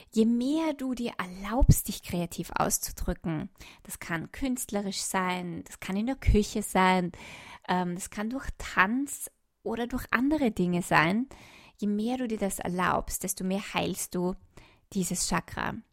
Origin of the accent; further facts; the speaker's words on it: Austria; ich komme jetzt nach Österreich, in mein, mein Heimatland zurück